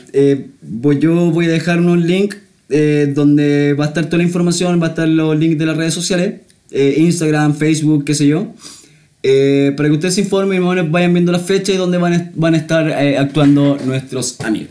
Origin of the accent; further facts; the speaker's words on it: Santiago, Santiago Metropolitan Region, Chile; yo soy de Santiago nomás